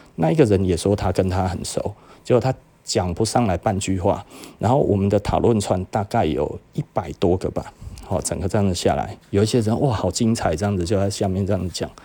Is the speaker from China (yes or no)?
no; Taiwan; 我们台湾人没这么坏